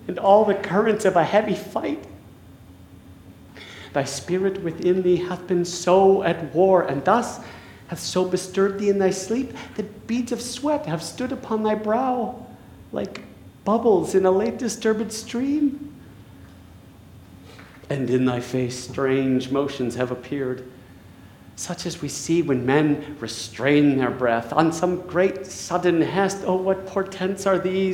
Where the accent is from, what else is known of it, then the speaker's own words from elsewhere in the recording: La Crosse, Wisconsin, United States; moved away; also born or lived in New York City; I am from La Crosse, Wisconsin, specifically the north side of La Crosse, Wisconsin